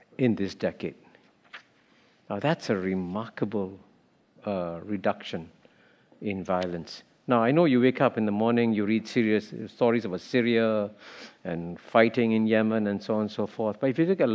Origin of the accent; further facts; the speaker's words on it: Singapore; When I grew up in Singapore as a child